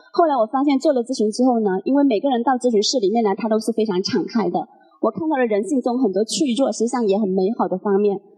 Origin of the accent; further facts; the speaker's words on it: Guangdong, China; now in Guangzhou, China; 我是潮汕人